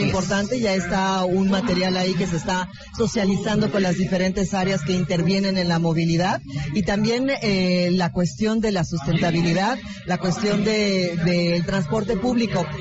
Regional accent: Querétaro, Mexico; muchos de nosotros que vivimos en Querétaro, que somos ciudadanos de Querétaro

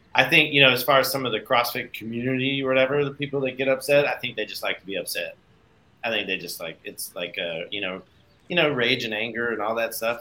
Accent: Michigan, United States; moved away; I grew up in Michigan originally

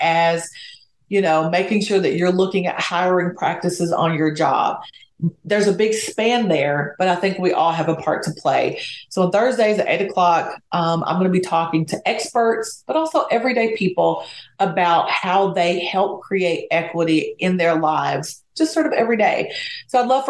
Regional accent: Hazard, Kentucky, United States; moved away; I'm from Appalachia, little town in Kentucky called Hazard that probably nobody's heard

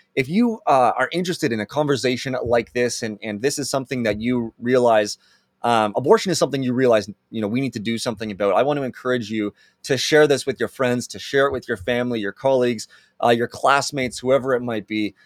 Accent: Canada; as Canadians

